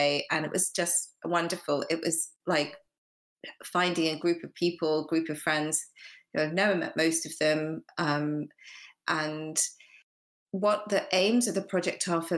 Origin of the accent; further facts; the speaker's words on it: United Kingdom; I'm British Asian